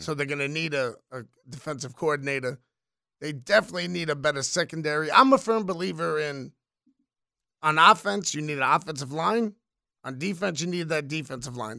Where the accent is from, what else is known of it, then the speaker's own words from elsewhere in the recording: New York City, New York, United States; I was born in the Bronx, Irish Puerto Rican kid